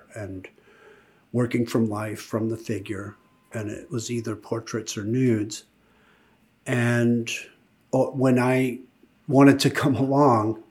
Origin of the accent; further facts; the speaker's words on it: Omaha, Nebraska, United States; I grew up in Omaha, Nebraska, first generation American